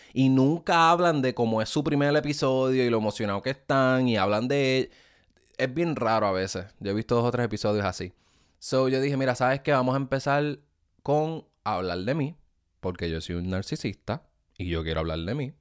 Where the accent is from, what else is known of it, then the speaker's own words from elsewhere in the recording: Ponce, Puerto Rico; accent: boricua; also born or lived in Bayamón, Puerto Rico / Juana Díaz, Puerto Rico; now in United States; yo soy original de Ponce